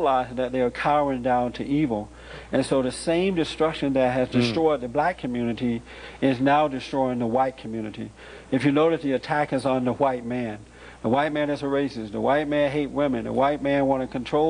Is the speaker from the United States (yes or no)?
yes; Alabama, United States; When I was growing up in Alabama, if a black woman got pregnant out of wedlock, it was an embarrassment to the family.